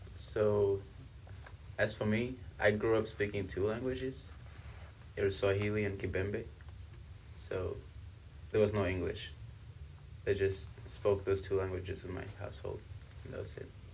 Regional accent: South Africa; also born or lived in Congo; now in United States; I was born in Congo, but I was raised in South Africa.

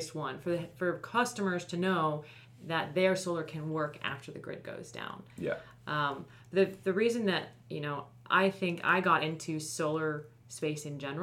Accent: Florida, United States; now in California, United States; I'm originally from Florida, so I live out here in California now, but my parents still live there

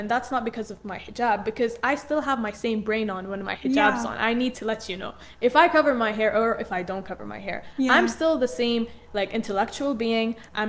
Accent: Jordan; I came from Jordan, and also I know a lot about the Arab culture.

